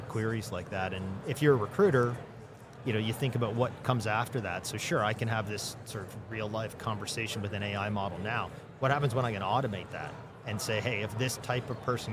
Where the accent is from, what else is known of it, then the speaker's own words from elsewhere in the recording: Toronto, Ontario, Canada; I'm from Toronto